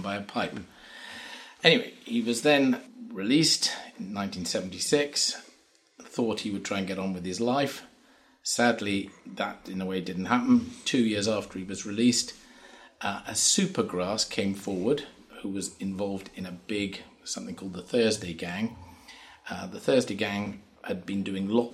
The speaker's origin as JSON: {"language": "English", "area": "Shropshire", "region": "West Midlands", "country": "United Kingdom", "tie": "born or raised there", "also_born_or_lived": "Hereford / Newport", "moved": "yes", "lives_now": "Crickhowell, United Kingdom", "said": "I was born in Hereford, grew up in Shropshire, spent some time in Newport, and now live in Crickhowell"}